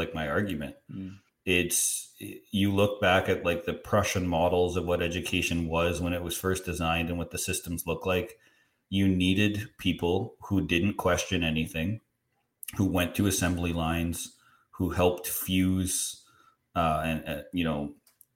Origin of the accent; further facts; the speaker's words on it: Canada; as a Canadian